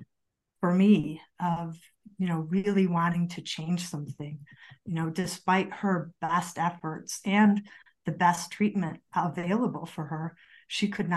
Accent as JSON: {"language": "English", "town": "Chicago", "region": "Illinois", "country": "United States", "moved": "as an adult", "lives_now": "Colorado, United States", "said": "I'm actually from Chicago"}